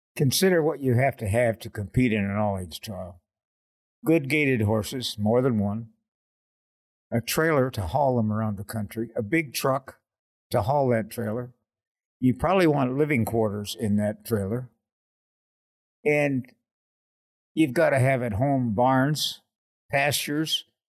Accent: Oshawa, Ontario, Canada; I grew up in Oshawa, Ontario, which is the General Motors big town in Canada

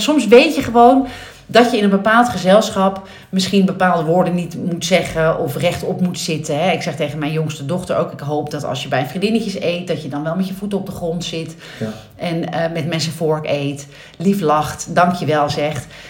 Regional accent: Nieuw-Vennep, North Holland, Netherlands; ben ik opgegroeid in Nieuw-Vennep

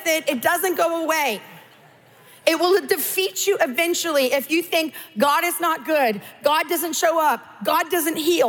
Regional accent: California, United States; I'm Californian

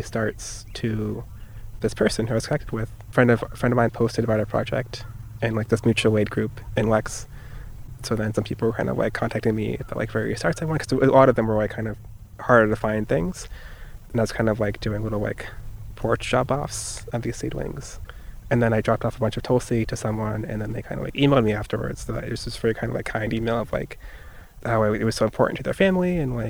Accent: South Florida, United States; I grew up in South Florida

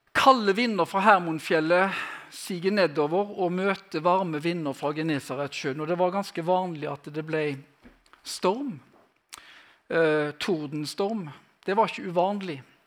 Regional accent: Western Norway, Norway; Jeg er fra Vestlandet

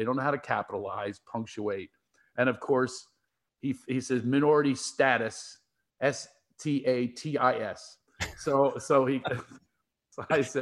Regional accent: Philadelphia, Pennsylvania, United States; moved away; I grew up in Philadelphia.

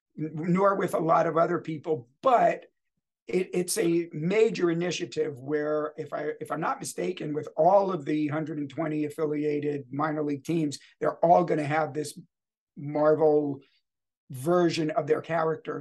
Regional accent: United States; moved away; I'm originally from the New York, New Jersey area

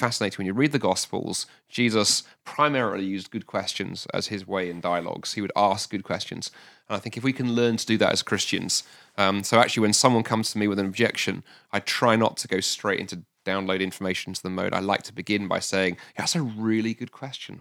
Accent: London, United Kingdom; moved away as an adult; now in Scotland; I was raised in London

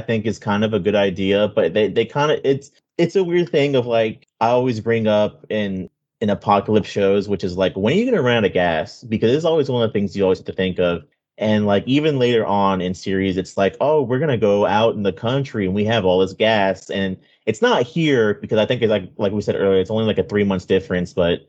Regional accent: Florida, United States; Yeah, I'm from

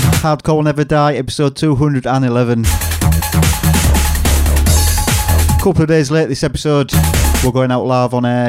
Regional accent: Hull, Yorkshire and the Humber, United Kingdom; my hometown of Hull

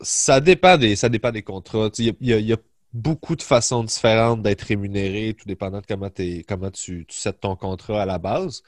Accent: Sainte-Julie, Quebec, Canada; moved away as an adult; also born or lived in Longueuil; j'ai grandi à Sainte-Julie sur la rive sud de Montréal.

